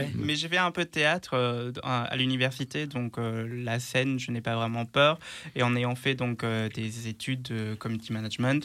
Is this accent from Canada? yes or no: no; Luxembourg; moved away as an adult; now in Lyon, France; je suis né au Luxembourg et grandi là-bas